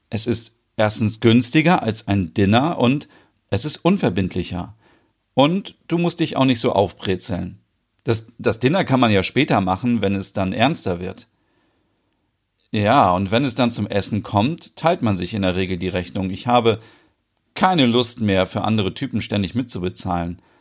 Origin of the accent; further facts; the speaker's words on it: Sweden; Ich habe daher schon öfters als Schwedin erlebt, dass männliche Touristen denken, alle Schwedinnen seien für Sex empfänglich und man könnte uns plump anmachen.